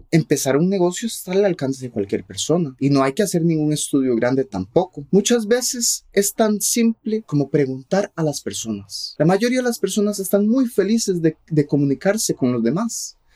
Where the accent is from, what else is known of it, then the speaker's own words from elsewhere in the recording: Costa Rica; Spanish is a second language; Entonces yo fui a una escuela pública en Costa Rica y aprendí por medio del sistema educativo que hay en Costa Rica.